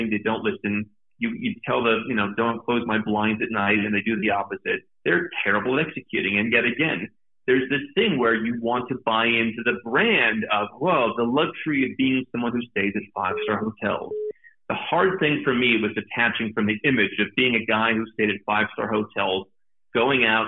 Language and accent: English; United States; moved away; being outside of my home country